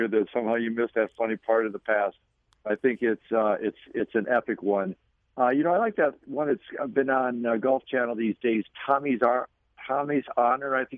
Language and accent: English; Chicago, Illinois, United States; When I was a kid, and I was growing up in Chicago